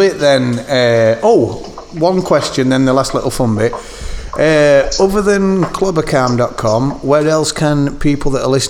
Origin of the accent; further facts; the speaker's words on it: United Kingdom; accent: British; That's my British accent.